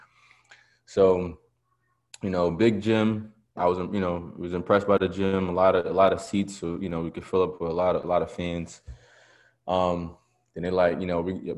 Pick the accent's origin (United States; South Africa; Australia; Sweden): United States; New York; I'm from New York